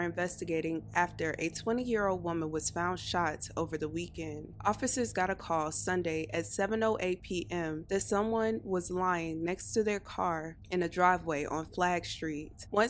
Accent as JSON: {"language": "English", "region": "North Carolina", "country": "United States", "said": "I am from North Carolina."}